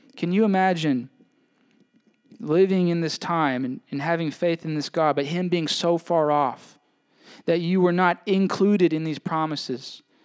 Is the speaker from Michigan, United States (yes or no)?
no; Mississippi, United States; now in Maine, United States; I'm from away, right? I'm from Mississippi